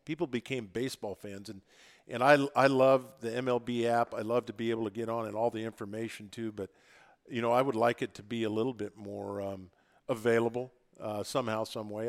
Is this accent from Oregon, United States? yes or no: yes; Oregon, United States; I'm from Oregon, but in a small town in the middle of Oregon